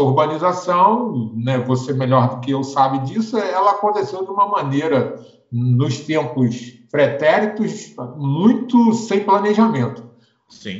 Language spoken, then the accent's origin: Portuguese; Rio de Janeiro, Brazil; now in Brasília, Brazil; eu sou do Rio, sou apaixonado pelo Rio